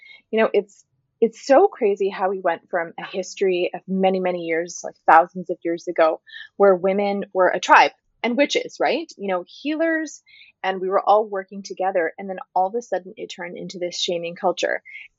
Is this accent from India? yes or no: yes; North India, India; And I'm Northern Indian, I'm not Punjabi, and I only say this because there's a lot of talk about these types of situations in the Punjabi community here.